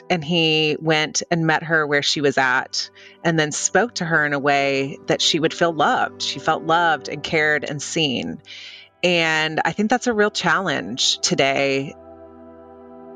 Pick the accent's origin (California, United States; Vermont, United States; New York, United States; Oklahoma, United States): Oklahoma, United States; also born or lived in Europe; now in Washington, D.C., United States; I grew up in Oklahoma.